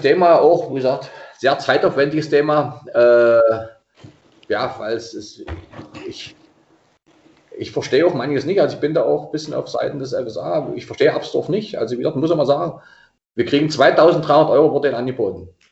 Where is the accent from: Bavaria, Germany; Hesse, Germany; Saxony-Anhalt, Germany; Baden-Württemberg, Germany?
Saxony-Anhalt, Germany; Dahlheim; also born or lived in Wolfen; gebürtig in Wolfen, in Dahlheim aufgewachsen und lebe immer noch in Dahlheim